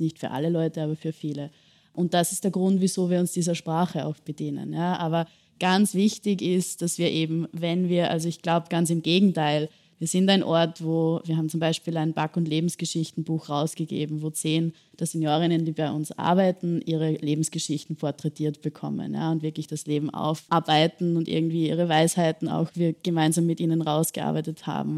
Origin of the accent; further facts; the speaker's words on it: Bad Ischl, Upper Austria, Austria; now in Vienna, Austria; Also ich komme selbst nicht aus Wien, sondern aus Bad Ischl in Oberösterreich, kleinere Stadt bin dort auch mit meinen Großeltern und meiner Familie groß geworden.